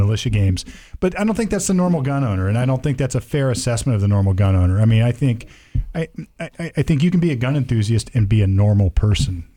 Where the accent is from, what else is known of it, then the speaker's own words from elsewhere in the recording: Sunbury, Ohio, United States; I grew up out in Sunbury, Ohio